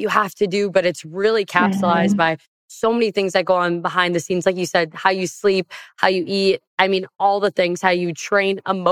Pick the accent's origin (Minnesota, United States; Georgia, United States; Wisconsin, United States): Wisconsin, United States; I'm from the Midwest, Wisconsin